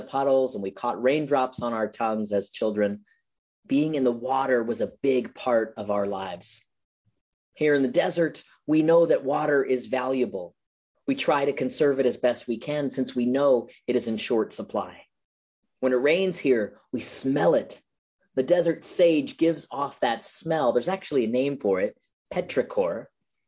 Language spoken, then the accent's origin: English; Florida, United States; now in Las Vegas, United States; Growing up in Florida, I always loved being near the water